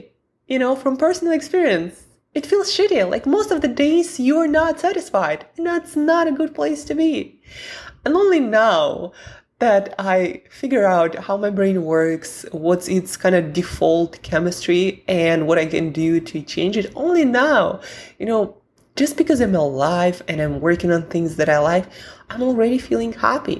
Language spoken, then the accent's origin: English; Siberia, Russia; I'm from Siberia where most of the year it's pretty dark, gloomy, and the weather is abysmal.